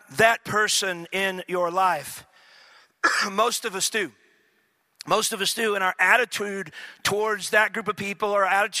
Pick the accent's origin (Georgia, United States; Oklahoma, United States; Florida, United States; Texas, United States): Texas, United States; East; I grew up in East Texas